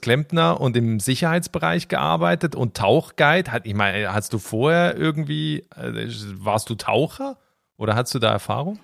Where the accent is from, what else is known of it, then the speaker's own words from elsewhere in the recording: Switzerland; aus meinem Heimatland, aus der Schweiz